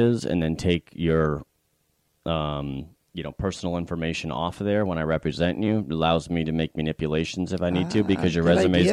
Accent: Connecticut, United States; also born or lived in Boston; now in Florida, United States; I live in Florida and I grew up in Connecticut

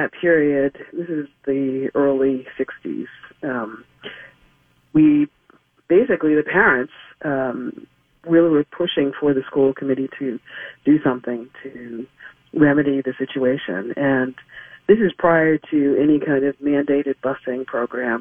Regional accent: Boston, Massachusetts, United States; I was born in Boston, and initially we lived in Roxbury, which was predominantly Black community, and then moved from Roxbury to a part of Dorchester, which is so these are communities within Boston proper

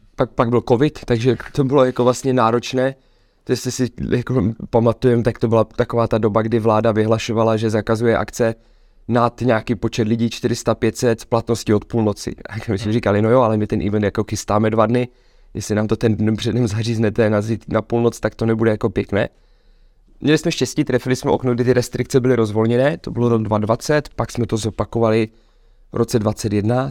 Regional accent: Czechia; my jako Češi

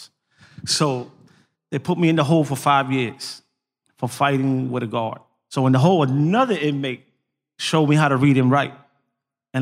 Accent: New York, United States; moved away; also born or lived in North Philadelphia; I'm originally from New York, the South Bronx

